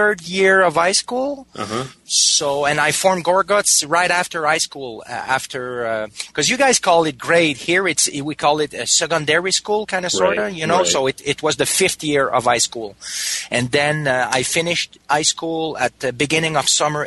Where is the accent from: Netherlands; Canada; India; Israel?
Canada; Danville, Quebec; also born or lived in Montreal; I grew up in a small town close to here called Danville